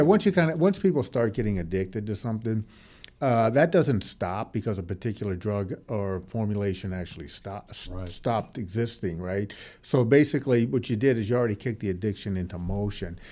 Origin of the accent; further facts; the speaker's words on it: New Orleans, Louisiana, United States; in New Orleans, basically, that's where I'm from. My hometown is New Orleans